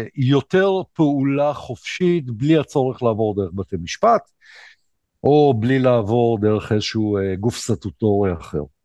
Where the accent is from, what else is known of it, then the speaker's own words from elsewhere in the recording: Ashdod, Southern District, Israel; אני אשדודי